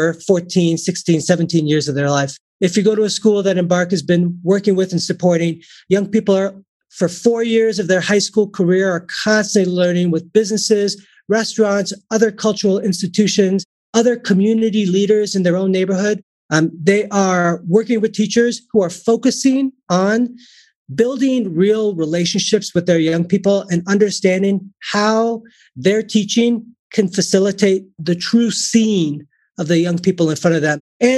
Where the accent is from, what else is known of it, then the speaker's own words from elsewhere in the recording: Chicago, Illinois, United States; I was born and raised in Chicago